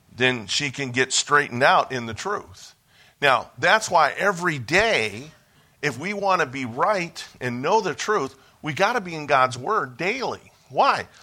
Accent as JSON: {"language": "English", "town": "Cleveland", "region": "Ohio", "country": "United States", "tie": "born or raised there", "moved": "yes", "said": "I was born and raised in Ohio, so I'm a Buckeye by, by birth."}